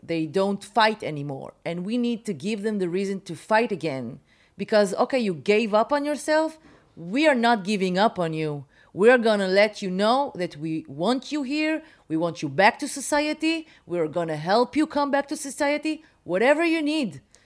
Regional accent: Haifa, Haifa District, Israel; moved away as an adult; now in Tel Aviv, Israel; When I was growing up in Haifa

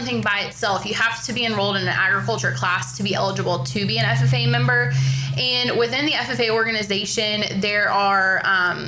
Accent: Oklahoma, United States; I grew up in Oklahoma

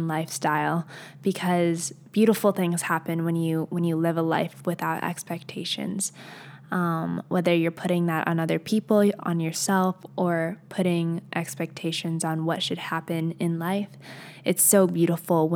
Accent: Arizona, United States; I'm an Arizonian

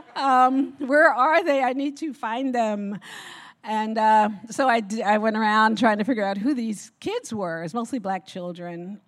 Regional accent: Newark, New Jersey, United States; I was born and raised in Newark, New Jersey

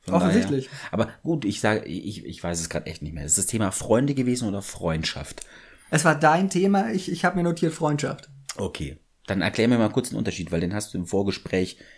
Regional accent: Berlin, Germany; Genauso wie in Berlin, wo ich herkomme.

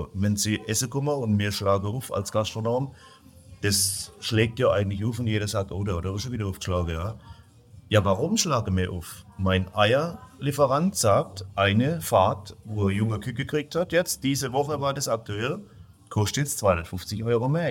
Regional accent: Germany; Ich bin im deutschen Land. Ich bin Deutscher

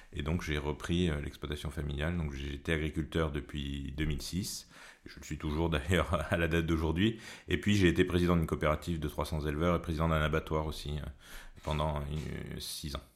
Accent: Creuse, Nouvelle-Aquitaine, France; Je suis né en Creuse, j'ai grandi en Creuse

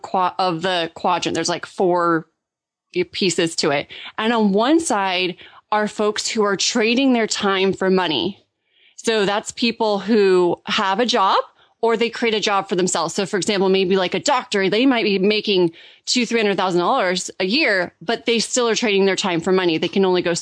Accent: Orange County, California, United States; moved away as an adult; also born or lived in Germany; I grew up in Orange County, California. I'm so fortunate to be from Southern California

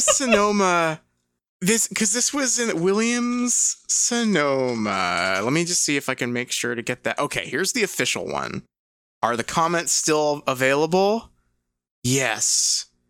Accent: England, United Kingdom; moved away; I'm from England

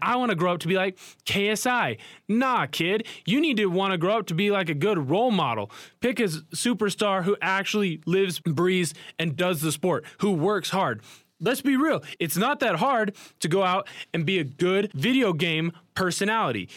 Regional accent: Portland, Oregon, United States; moved away; Portland, where I'm from, my hometown.

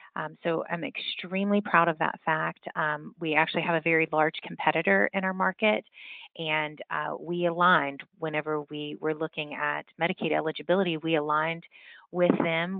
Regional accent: West Virginia, United States; moved away as an adult; I was born and raised in West Virginia

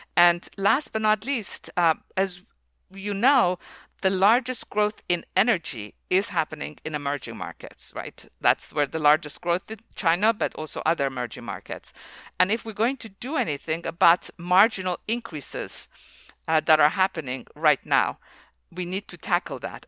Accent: Iran; moved away as an adult; also born or lived in Oxford; I was born in Iran

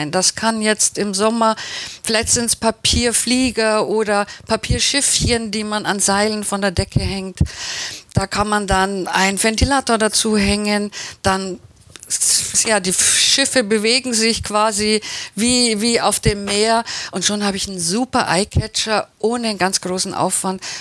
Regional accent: Baden-Württemberg, Germany; Ich bin ja Schwäbin

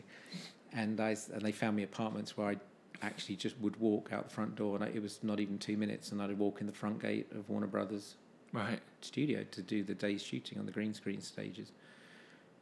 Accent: United Kingdom; being British

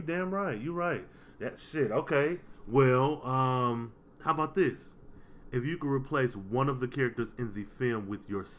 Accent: Detroit, Michigan, United States; Now we have to be a battle of the wits because I'm from Detroit, Motown, like he said.

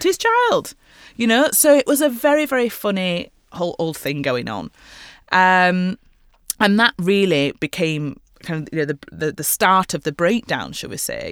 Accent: Leeds, Yorkshire and the Humber, United Kingdom; now in London, United Kingdom; to Leeds, to my hometown

